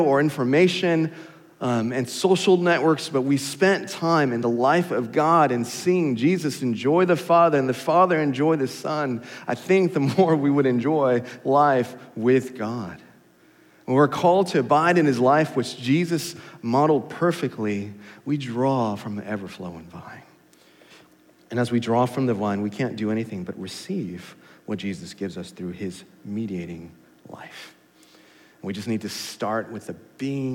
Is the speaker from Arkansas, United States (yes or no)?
no; California, United States; now in Katy, Texas, United States; I'm from California